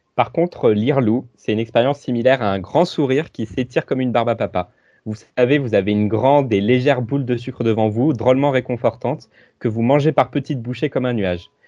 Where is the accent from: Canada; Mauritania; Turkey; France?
France; Rochefort, Nouvelle-Aquitaine; je viens de près de Rochefort, Place Colbert, Pont Transborder